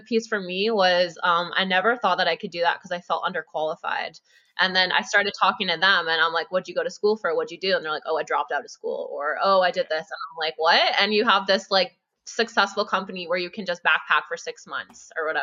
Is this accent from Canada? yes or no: yes; Grimsby, Ontario, Canada; moved away as an adult; now in Ottawa, Canada; I grew up in Grimsby, like super small town, moved out to Ottawa in 2019